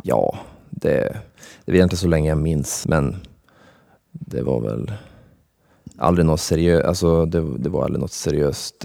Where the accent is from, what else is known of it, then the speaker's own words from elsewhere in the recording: Skellefteå, Västerbotten County, Sweden; jag föddes upp i Skellefteå